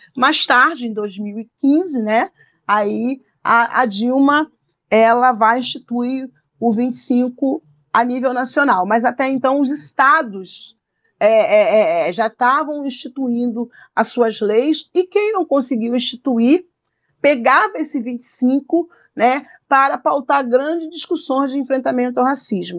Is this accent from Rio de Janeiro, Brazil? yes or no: yes; Rio de Janeiro, Brazil; eu cresci no Morro da Coroa